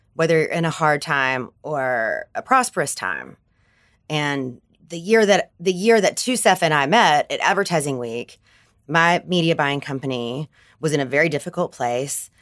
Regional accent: Bible Belt, Southern United States, United States; I'm from the Bible Belt

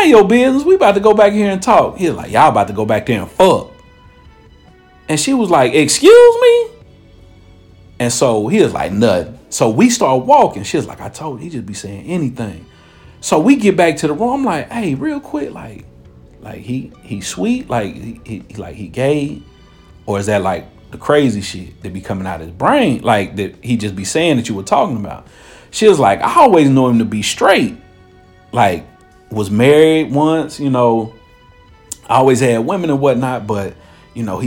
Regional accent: Cincinnati, Ohio, United States; moved away; I'm from Cincinnati

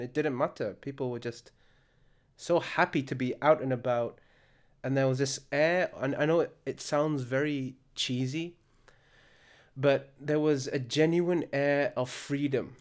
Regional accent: Al Khums, Murqub, Libya; my hometown of Al Khums

